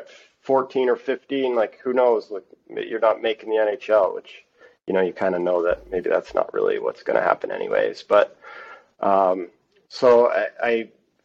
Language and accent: English; Sarnia, Ontario, Canada; I grew up just playing in Sarnia, where I'm from, Sarnia, Ontario